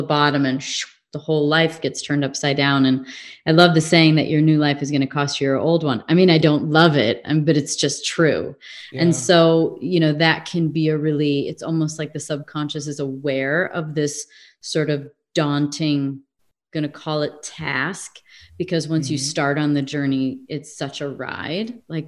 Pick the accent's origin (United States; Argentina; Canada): United States; Midwest; also born or lived in England / California; now in Arizona, United States; If I lived in England for a while, I grew up in the Midwest. I lived sort of in the South.